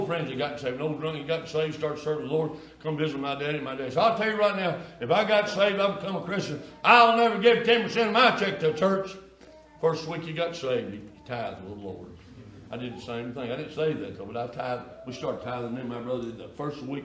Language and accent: English; East Kentucky, United States; I was raised down in East Kentucky, near the Virginia and West Virginia line